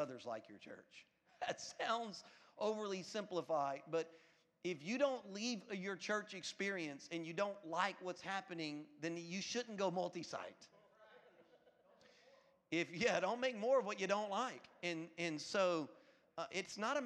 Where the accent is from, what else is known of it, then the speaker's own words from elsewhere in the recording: Louisiana, United States; now in Florida, United States; I'm from Louisiana